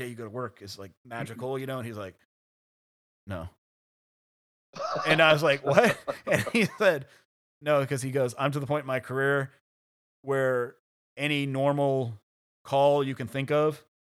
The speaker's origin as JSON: {"language": "English", "region": "Virginia", "country": "United States", "tie": "born or raised there", "said": "you were born and raised in Virginia"}